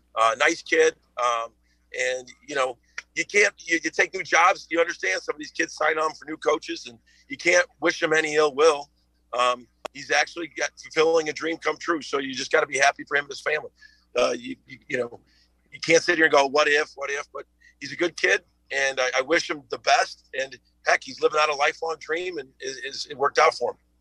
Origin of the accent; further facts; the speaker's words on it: Chicago, Illinois, United States; moved away; I'm from Chicago